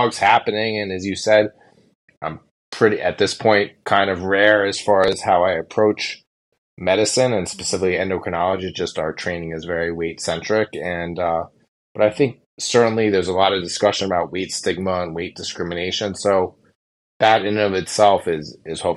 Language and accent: English; Los Angeles, California, United States; now in New York City, United States; I'm a New York City private practice endocrinologist, and I'm from Los Angeles originally